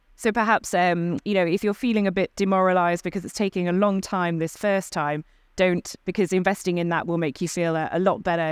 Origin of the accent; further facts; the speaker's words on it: United Kingdom; I'm a Brit